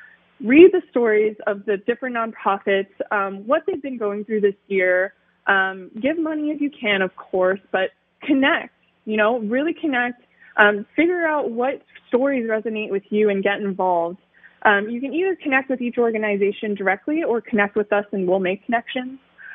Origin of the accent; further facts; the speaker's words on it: Montgomery County, Maryland, United States; also born or lived in Baltimore / Washington, D.C.; So I'm technically not from Baltimore. I grew up in Montgomery County.